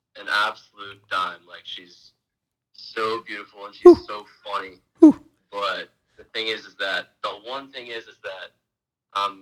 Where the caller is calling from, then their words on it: Tallahassee, Florida, United States; I'm calling from Florida